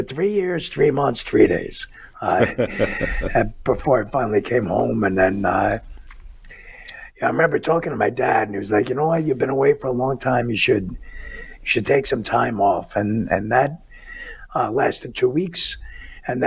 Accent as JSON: {"language": "English", "town": "New York City", "region": "New York", "country": "United States", "tie": "born or raised there", "also_born_or_lived": "Wisconsin", "moved": "yes", "said": "I was born and raised in Brooklyn, New York"}